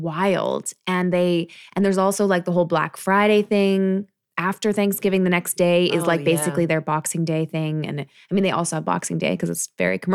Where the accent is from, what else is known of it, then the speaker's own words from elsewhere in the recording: Canada; I'm not really sure because, I'm Canadian.